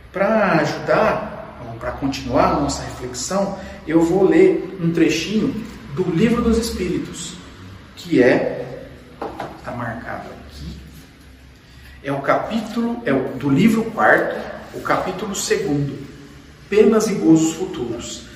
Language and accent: Portuguese; Brazil; Nós nascemos no Brasil, falamos português